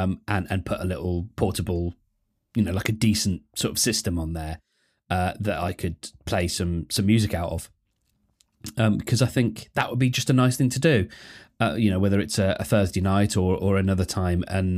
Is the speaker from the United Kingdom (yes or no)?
yes; United Kingdom; I'm not proud of being British, but I sure am grateful for it.